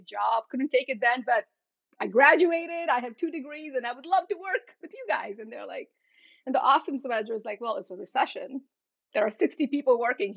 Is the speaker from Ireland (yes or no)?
no; U.S. Virgin Islands; moved away as an adult; also born or lived in India; now in New Jersey, United States; I was born in India. I grew up in St. Thomas in the U.S. Virgin Islands.